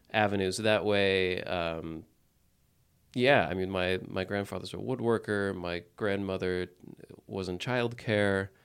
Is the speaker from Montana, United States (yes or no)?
yes; Montana, United States; moved away as an adult; also born or lived in New Orleans / San Antonio / San Francisco; growing up in Montana